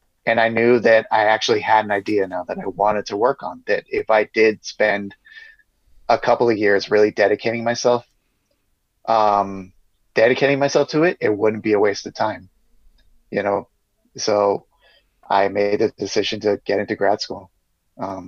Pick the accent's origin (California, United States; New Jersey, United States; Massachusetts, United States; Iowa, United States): California, United States; San Diego; also born or lived in New York; San Diego's basically my hometown. I've lived here my whole life.